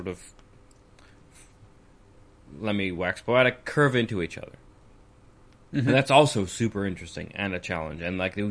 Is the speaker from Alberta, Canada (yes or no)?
yes; Alberta, Canada; now in United Kingdom; I grew up in Alberta